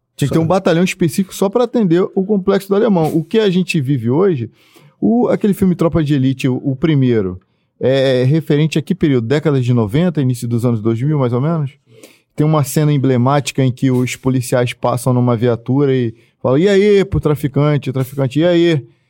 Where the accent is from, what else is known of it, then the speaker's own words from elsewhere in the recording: Duque de Caxias, Rio de Janeiro, Brazil; eu não sou desse município, sou do, de, do município de Caxias